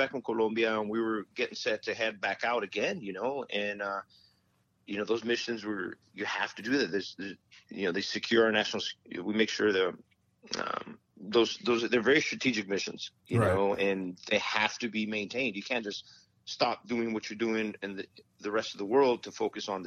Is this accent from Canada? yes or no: no; Las Cruces, New Mexico, United States; moved away as an adult; also born or lived in Fort Bragg, North Carolina; I'm from Las Cruces, New Mexico